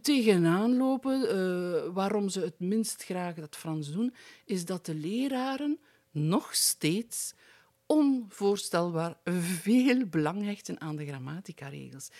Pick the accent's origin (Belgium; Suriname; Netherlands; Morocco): Belgium; Aalst, Flanders; ik ben in de streek rond Aalst geboren. Eigenlijk ben ik in het hospitaal Aalst geboren. Maar dat is op amper drie, vier kilometer van mijn geboortedorp.